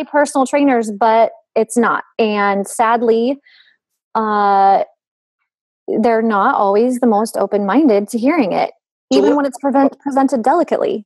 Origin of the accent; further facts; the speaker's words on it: the West, United States; accent: twang; I'm from the West, so everything I say has a twang.